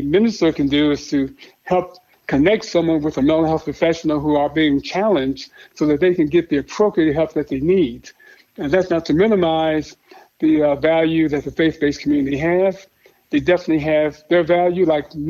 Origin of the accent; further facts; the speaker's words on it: Chicago, Illinois, United States; I grew up in Chicago on the South Side